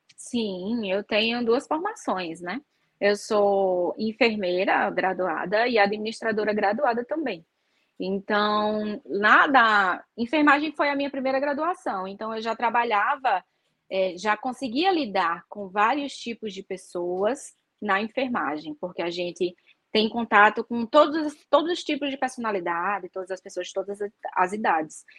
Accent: Natal, Rio Grande do Norte, Brazil; na minha cidade, que, né, que eu sou de Natal

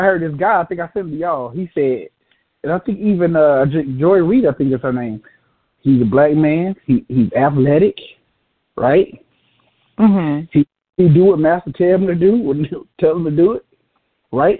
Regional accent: Atlanta, Georgia, United States; I'm from Atlanta, of course, and I'm from the you know what they call the hood

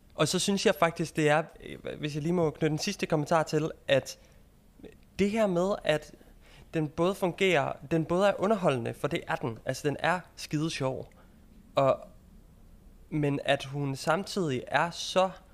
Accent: Jutland, Denmark; moved away as an adult; now in London, United Kingdom; nu er jeg jo fra Jylland

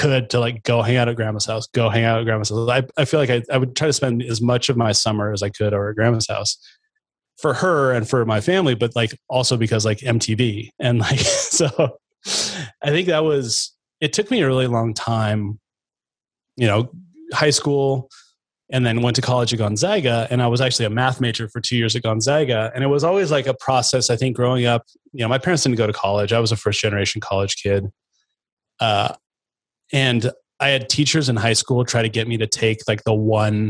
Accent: Chattaroy, Washington, United States; I grew up in out in Chatteroy, kind of way out north of Meade, about 20 miles north

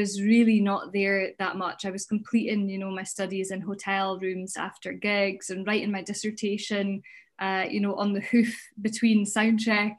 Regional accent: Huntly, Scotland, United Kingdom; moved away; growing up in Huntly in the landscape, I mean, up in the northeast

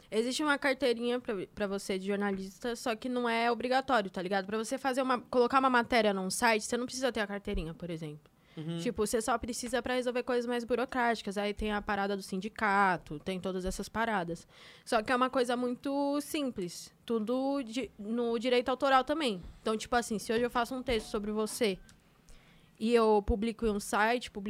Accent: Taboão da Serra, São Paulo, Brazil; Sou de Tabuão, da Serra.

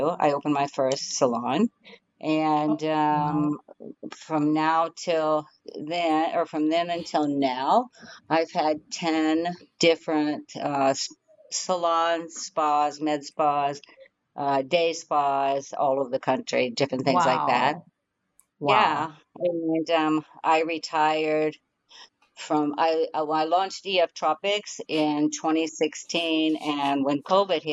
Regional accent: Midwest, United States; grew up in the Midwest and didn't like school very much.

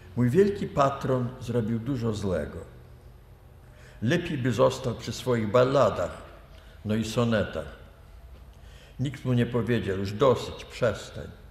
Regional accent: Lithuania; moved away; also born or lived in Vilnius; ja się urodziłem na północ od Kowna, tam są moje właściwie korzenie

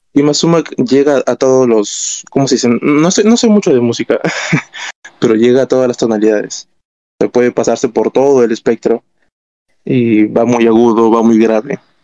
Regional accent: Callao, Peru; somos de Callao

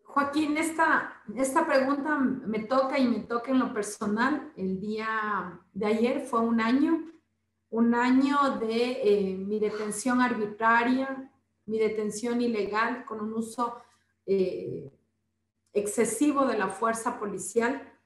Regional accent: Ecuador; primero está mi pueblo

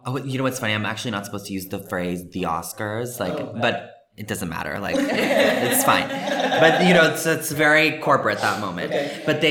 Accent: Vancouver, British Columbia, Canada; moved away as an adult; also born or lived in Toronto; now in Los Angeles, United States; I was born here, actually, and I grew up in Canada. So I grew up in Vancouver, Canada, and moved

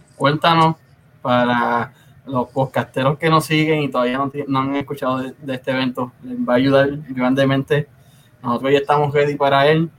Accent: Río Grande, Puerto Rico; yo soy de Río Grande

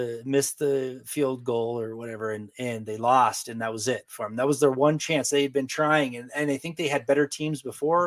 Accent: Eastern Oregon, United States; I grew up in Eastern Oregon

